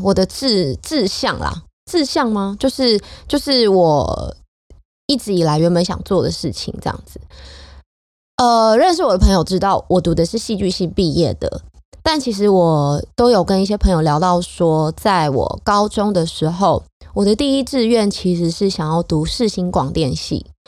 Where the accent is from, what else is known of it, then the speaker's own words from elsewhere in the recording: Hsinchu, Taiwan; 我的家乡就在新竹